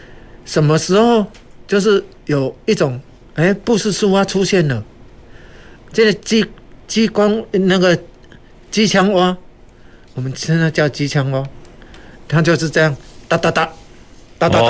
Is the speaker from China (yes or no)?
no; Taiwan; 但是我们台湾人呢，就有一个很好的习惯，尝鲜美。